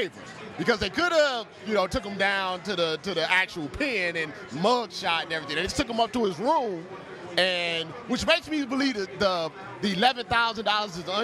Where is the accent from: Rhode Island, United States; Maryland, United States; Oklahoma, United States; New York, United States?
New York, United States; New York City; I'm from Brooklyn